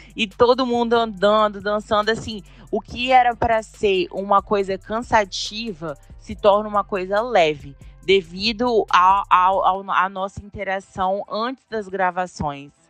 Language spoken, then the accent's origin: Portuguese; Bebedouro, Brazil; eu fui nascida e criada lá